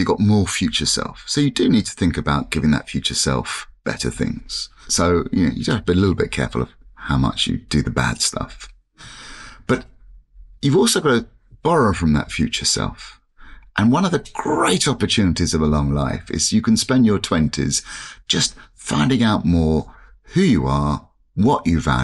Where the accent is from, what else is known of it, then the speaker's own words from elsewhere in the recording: London, United Kingdom; when I was a kid growing up in London, it was typical London family